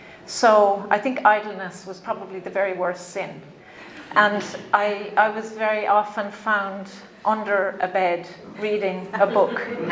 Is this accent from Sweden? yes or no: no; Ireland; also born or lived in London; I'm Irish. And I went back home, you know, to the country of W.B. Yeats and Samuel Beckett and Seamus Heaney.